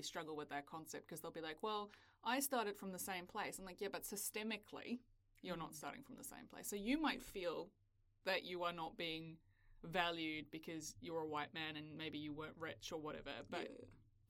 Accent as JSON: {"language": "English", "country": "South Africa", "tie": "born or raised there", "moved": "yes", "lives_now": "New Zealand", "said": "I grew up in South Africa."}